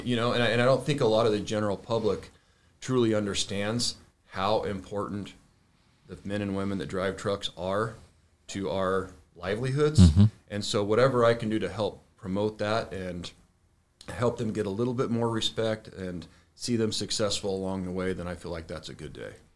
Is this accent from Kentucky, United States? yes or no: no; Arizona, United States; born and raised in Arizona